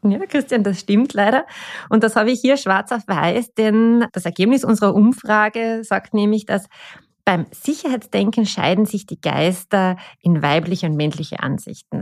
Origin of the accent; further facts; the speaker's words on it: Austria; wir Österreicher und Österreicherinnen